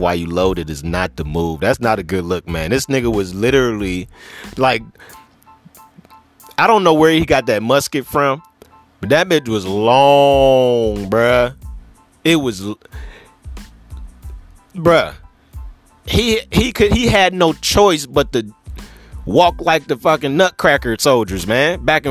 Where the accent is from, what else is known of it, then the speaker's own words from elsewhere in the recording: Cleveland, Ohio, United States; I'm from Cleveland